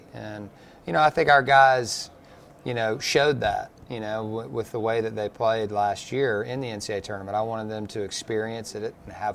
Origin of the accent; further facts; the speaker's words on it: Durham, North Carolina, United States; moved away; I was born in Durham.